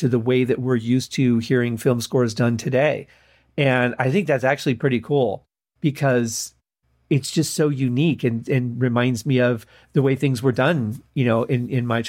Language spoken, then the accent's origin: English; Mount Clemens, Michigan, United States; We grew up in Mount Clemens, Michigan